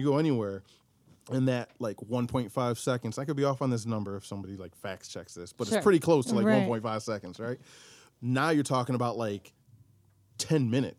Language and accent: English; Syracuse, New York, United States; moved away; I'm from Syracuse